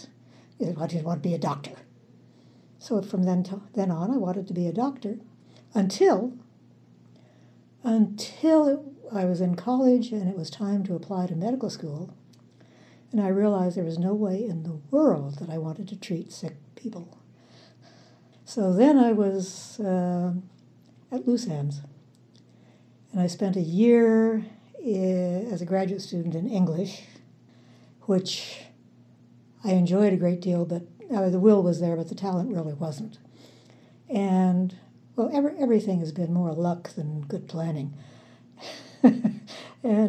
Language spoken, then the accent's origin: English; Los Angeles, California, United States; also born or lived in Colorado; I grew up in Southern California, primarily Hollywood, West Hollywood, Beverly Hills.